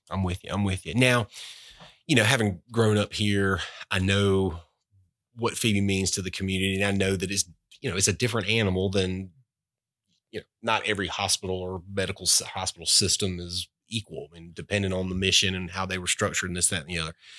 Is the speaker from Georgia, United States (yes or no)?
yes; Albany, Georgia, United States; also born or lived in Boynton Beach, Florida; a guy growing up in Albany, Georgia, bulldog heaven